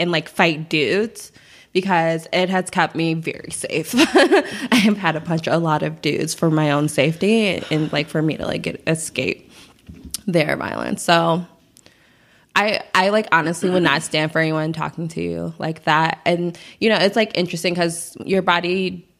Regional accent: Chicago, Illinois, United States; growing up on the South Side of Chicago

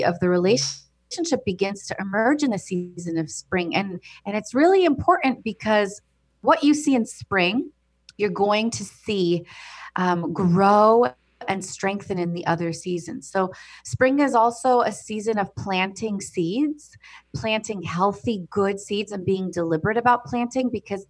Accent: United States; I was born and raised in America, but my family of origin comes from Cairo, Egypt

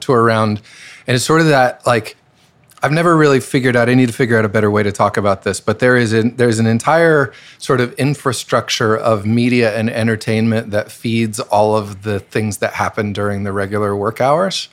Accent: Boise, Idaho, United States; moved away; I'm from Boise, Idaho

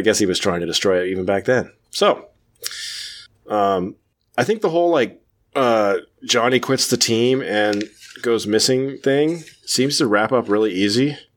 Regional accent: California, United States; I was born, raised California

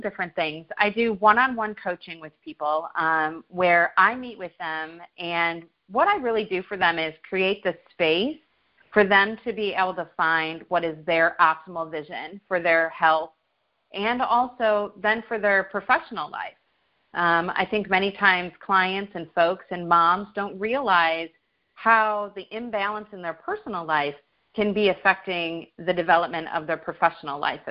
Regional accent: Chicago, Illinois, United States; moved away as an adult; now in North Carolina, United States; I'm originally from Chicago, Illinois. I'm born and raised there. Been here in North Carolina for about 4 years now.

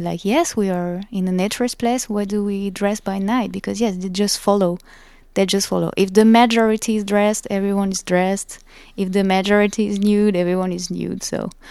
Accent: France; accent: French; English is a second language; my French accent

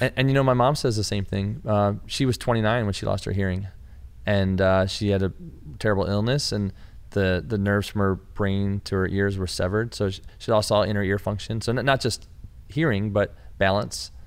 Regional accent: Michigan, United States; I'm from Michigan, you know, and, and we have our small towns that are similar

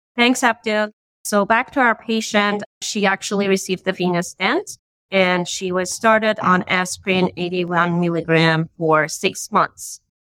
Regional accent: Iran; moved away as an adult; now in Boston, United States; I'm originally from Iran and I did my medical school over there and I moved to the States for my IM residency training

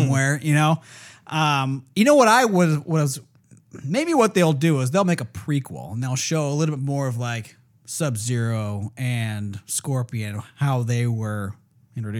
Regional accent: California, United States; Come from California

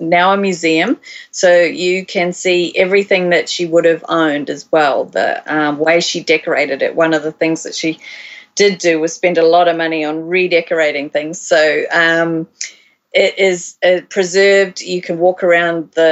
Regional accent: Christchurch, Canterbury, New Zealand; moved away as an adult; also born or lived in Waikato, New Zealand / Australia; I was born in Christchurch, and I did all my schooling and university mostly down there.

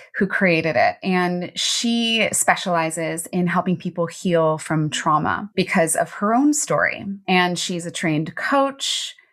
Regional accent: Baltimore, Maryland, United States; I grew up in Baltimore City, which was a very scary place in the eighties and nineties.

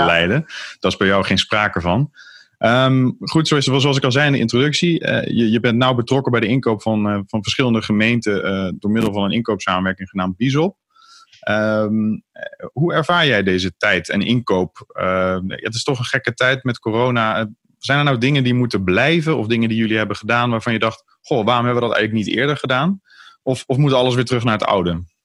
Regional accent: Vught, North Brabant, Netherlands; de plaats waar ik uiteindelijk mijn hele jeugd heb gewoond, Vught

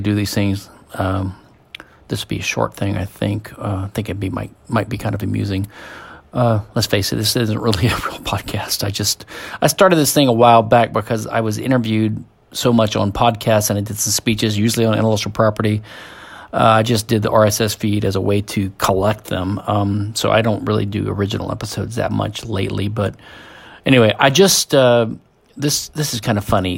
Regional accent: Louisiana, United States; I'm a hick from Louisiana.

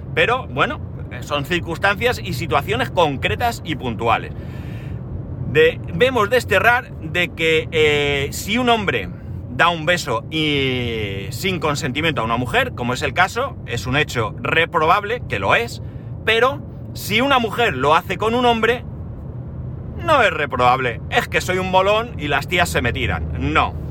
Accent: Spain

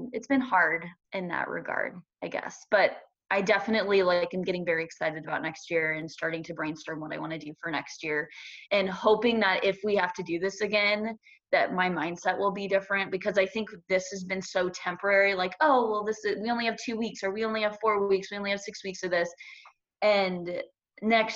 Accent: Omaha, Nebraska, United States; I am from the Omaha area, and I went to Westside Public Schools.

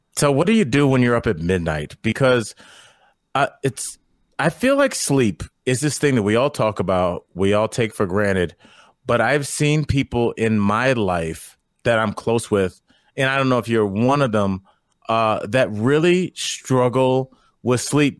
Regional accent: Northeast Ohio, United States; I'm from Northeast Ohio

